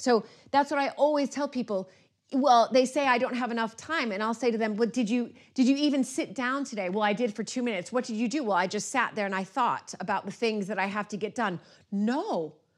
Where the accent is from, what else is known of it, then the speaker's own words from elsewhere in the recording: United States; now in United Kingdom; as an American